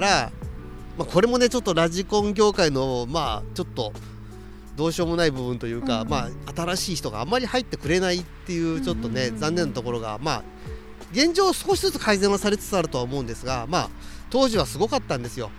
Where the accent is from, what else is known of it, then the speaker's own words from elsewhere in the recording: Numazu, Shizuoka, Japan; moved away; 私の地元の沼津市